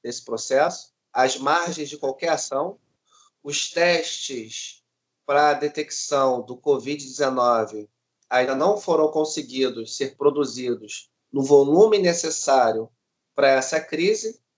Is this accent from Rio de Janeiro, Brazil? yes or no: yes; Rio de Janeiro, Brazil; sou cria aqui da Maré